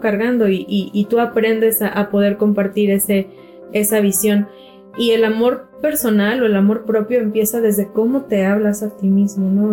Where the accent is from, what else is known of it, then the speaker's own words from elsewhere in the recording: Mexico; nuestra cultura mexicana